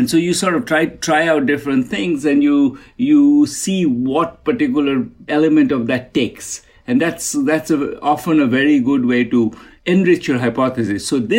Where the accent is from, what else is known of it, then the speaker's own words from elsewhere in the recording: Kolkata, West Bengal, India; You know, I grew up in Kolkata, really, really, really at the edge of a slum.